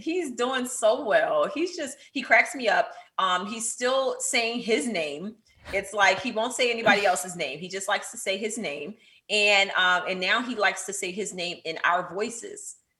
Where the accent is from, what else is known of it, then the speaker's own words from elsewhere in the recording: Pleasantville, New Jersey, United States; now in Potomac, United States; I grew up in Atlantic City, New Jersey, in Pleasantville. A lot of people don't know Pleasantville, but it's right outside of Atlantic City. And I currently reside in Potomac, Maryland.